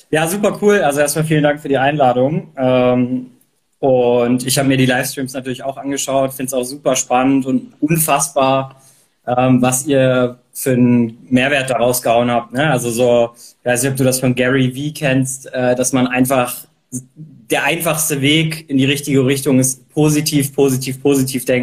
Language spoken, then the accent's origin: German; Germany; Also ich bin ähm, hier in der Nähe von Hamburg äh, aufgewachsen und habe dann Abi gemacht, wusste nicht genau, was ich machen möchte.